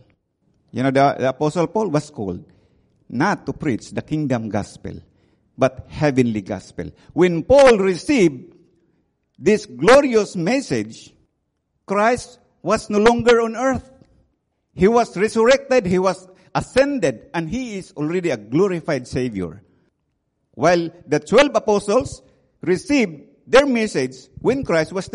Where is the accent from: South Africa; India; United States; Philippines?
Philippines; moved away; also born or lived in Myanmar; I came from the Philippines